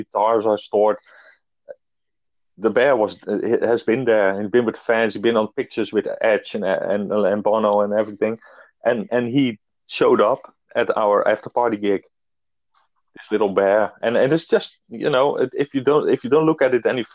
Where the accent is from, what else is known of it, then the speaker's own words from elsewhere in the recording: Netherlands; we are in my hometown, actually, where I live